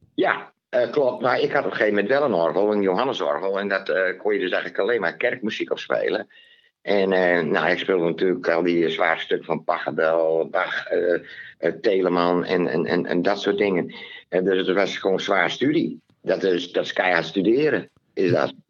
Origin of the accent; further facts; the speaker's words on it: Leeuwarden, Friesland, Netherlands; ik ben geboren in Leeuwarden uit een Terschellingersvader